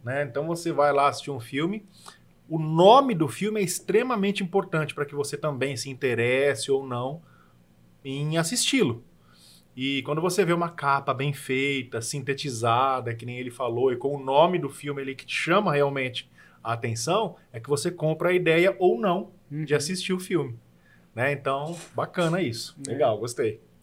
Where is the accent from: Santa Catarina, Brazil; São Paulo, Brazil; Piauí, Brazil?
São Paulo, Brazil; Marília; moved away as an adult; now in São José do Rio Preto, Brazil; Marília, que é a minha cidade natal